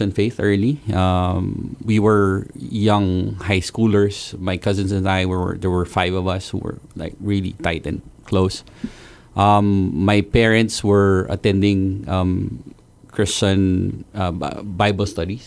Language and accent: English; Philippines; moved away as an adult; now in Guam; I grew up in the Philippines